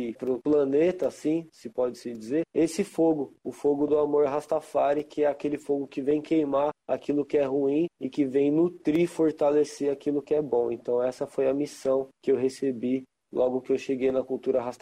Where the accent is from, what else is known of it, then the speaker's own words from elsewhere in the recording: São Paulo, Brazil; born there; Eu nasci aqui em São Paulo